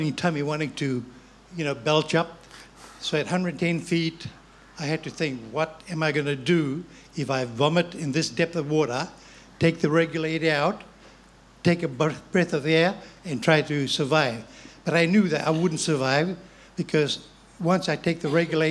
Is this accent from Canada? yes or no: no; Fiji; moved away; I was born and bred in Fiji of Chinese heritage